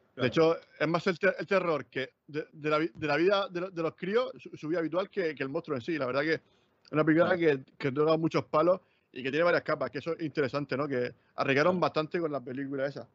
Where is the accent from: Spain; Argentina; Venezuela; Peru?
Spain; Murcia, Region of Murcia; accent: murciano; nosotros somos, nosotros somos de Murcia